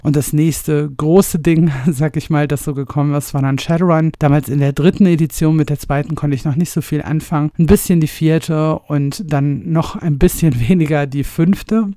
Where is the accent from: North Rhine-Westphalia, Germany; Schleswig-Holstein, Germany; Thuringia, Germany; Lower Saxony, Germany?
North Rhine-Westphalia, Germany; Ruhr area; moved away as an adult; now in Bavaria, Germany; Ich stamme ursprünglich aus dem Ruhrpott und wohne jetzt im ja, noch viel schöneren Bayern seit einigen Jahren.